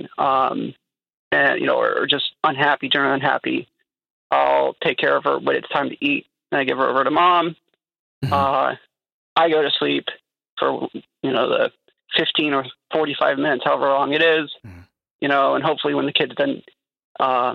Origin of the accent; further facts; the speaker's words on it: the South, United States; I grew up in the South